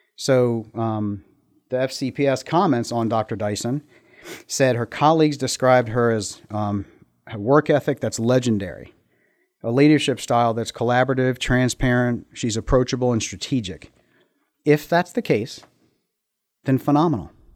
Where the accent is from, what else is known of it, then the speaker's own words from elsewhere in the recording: United States; moved away as an adult; now in Middletown; Grew up in Montgomery County